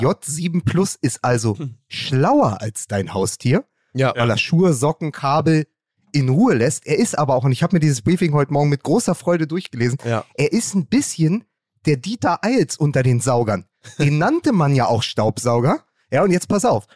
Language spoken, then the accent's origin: German; Berlin, Germany; ich bin ja Berliner